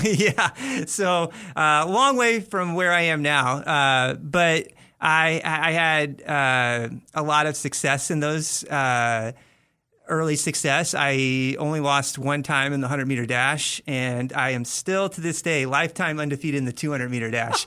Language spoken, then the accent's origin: English; Bloomington, Indiana, United States; if you guys know the Indiana Hoosiers, uh, that, that's the town I'm from. Uh-huh. So that's where I grew up.